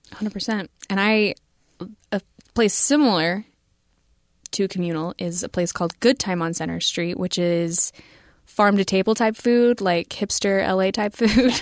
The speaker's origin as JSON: {"language": "English", "country": "United States", "said": "I'm an American"}